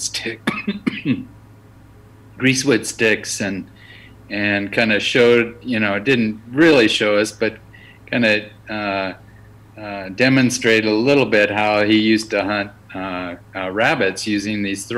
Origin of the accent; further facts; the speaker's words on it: the Southwest, Arizona, United States; also born or lived in Midwest; I grew up in this area.